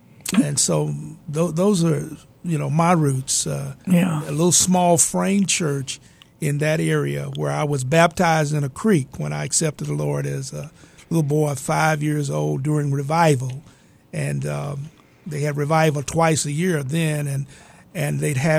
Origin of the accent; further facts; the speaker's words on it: Buchanan, Tennessee, United States; But I grew up in Northwest Tennessee in a little community called Buchanan. It was a farming community.